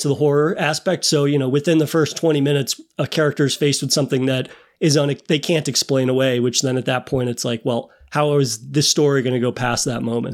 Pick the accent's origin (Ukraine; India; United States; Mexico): United States; me as an American